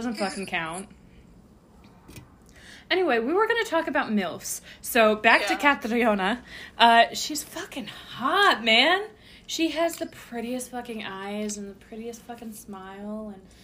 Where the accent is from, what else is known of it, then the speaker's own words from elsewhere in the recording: Scotland, United Kingdom; I, being the Scottish one of the group